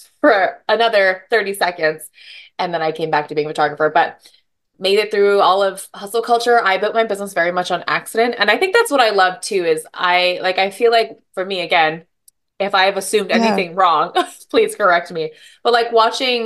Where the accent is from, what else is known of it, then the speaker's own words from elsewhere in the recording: Hawaii, United States; moved away as an adult; now in Seattle, United States; from Hawaii. I live in Seattle.